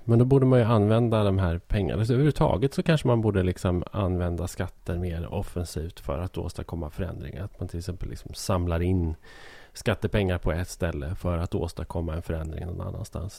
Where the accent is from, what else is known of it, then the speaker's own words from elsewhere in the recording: Hälsingland, Gävleborg County, Sweden; som hälsing